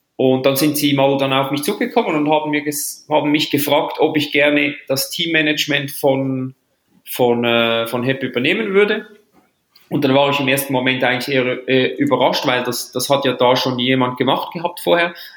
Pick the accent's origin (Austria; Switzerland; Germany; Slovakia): Switzerland; ich als Schweizer